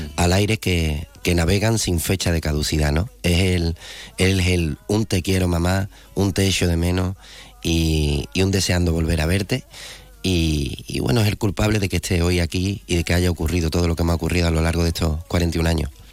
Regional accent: Andalusia, Spain; Andalucía, ¿no? que al fin y al cabo es de donde yo soy

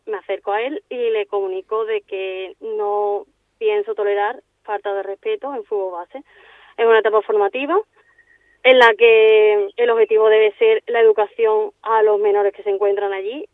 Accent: Seville, Andalusia, Spain; moved away as an adult; now in Palma de Mallorca, Spain; soy de Sevilla y, bueno, actualmente pues me encuentro en Palma de Mallorca

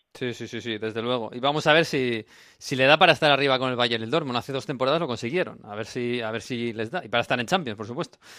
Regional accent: Basque Country, Spain; a mi tierra, a Euskadi

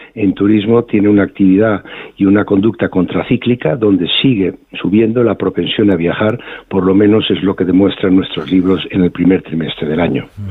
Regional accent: Spain; somos los españoles

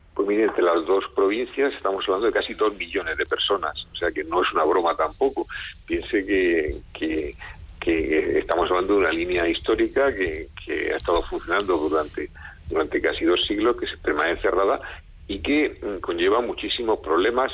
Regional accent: Spain; como españoles

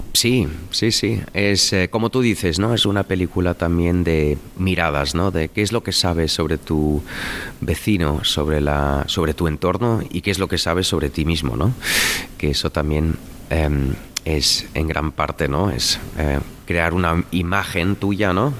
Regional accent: Cologne, North Rhine-Westphalia, Germany; accent: Cologne; now in Berlin, Germany; mi acento de Colonia

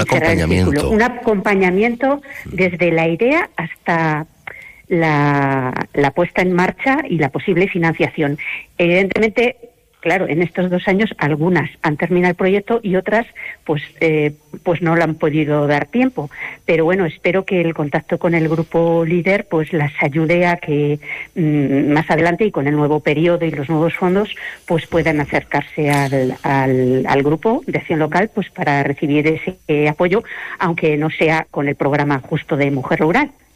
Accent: Madrid, Community of Madrid, Spain; moved away as an adult; now in Palencia, Spain; soy de Madrid, pero es que hace ya 30 años que vine aquí

